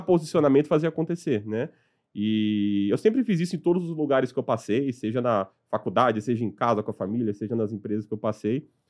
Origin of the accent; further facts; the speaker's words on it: Sorocaba, São Paulo, Brazil; also born or lived in Piauí; Quando meu pai me importou de volta para São Paulo, eu fui morar com eles em, em Sorocaba